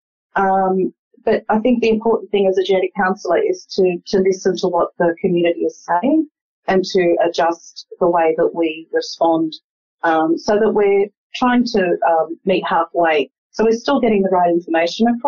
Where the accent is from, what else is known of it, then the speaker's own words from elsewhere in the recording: Australia; I was born in Australia, but both my parents migrated from Lebanon in the 50s.